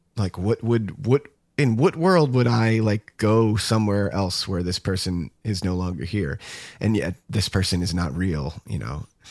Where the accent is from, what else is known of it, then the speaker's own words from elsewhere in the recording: United States; what we are used to as American, you know, moviegoers.